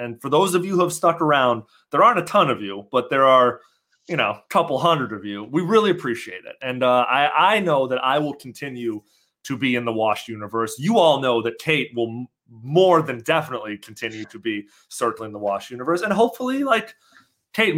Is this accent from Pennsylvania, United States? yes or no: no; Chicago, Illinois, United States; moved away; my hometown of Chicago